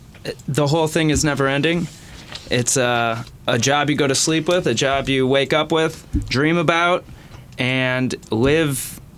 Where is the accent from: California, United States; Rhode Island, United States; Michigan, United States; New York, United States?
Michigan, United States; West Bloomfield; Raised in West Bloomfield, Michigan, so Oakland County, just outside of Detroit.